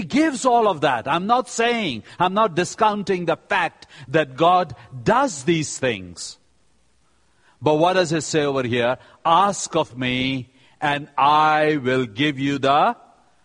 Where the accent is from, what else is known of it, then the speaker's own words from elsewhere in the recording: India; I am from India